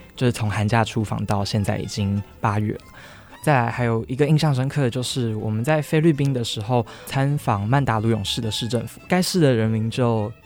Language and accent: Chinese; Taiwan; 身为台湾人